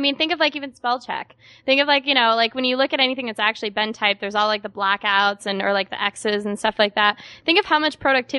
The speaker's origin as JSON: {"language": "English", "region": "Connecticut", "country": "United States", "said": "I'm originally from Connecticut."}